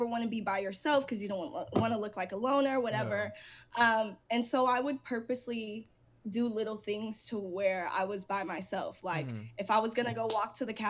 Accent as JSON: {"language": "English", "area": "an hour from LA", "region": "California", "country": "United States", "tie": "born or raised there", "said": "I get to drive an hour back home and I'm in my hometown"}